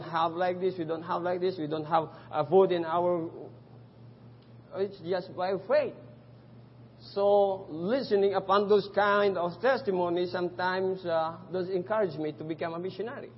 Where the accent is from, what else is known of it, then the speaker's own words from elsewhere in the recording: Philippines; English is a second language; moved away as an adult; now in Cambodia; they thought I'm not a Filipino until I spoke our own dialect